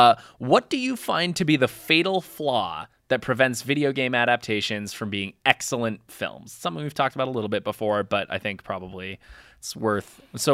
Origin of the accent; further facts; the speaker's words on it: New England, United States; we grew up in New England. We know what that's like.